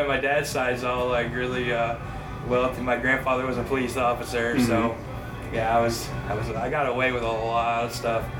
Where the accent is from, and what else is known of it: Pennsylvania, United States; born or raised there; moved away